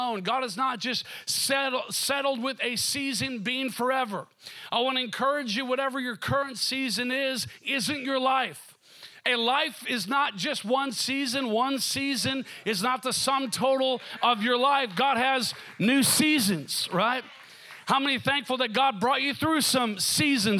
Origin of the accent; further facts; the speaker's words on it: Minnesota, United States; moved away; also born or lived in Seattle; growing up in Minnesota, it kind of felt like winter would never end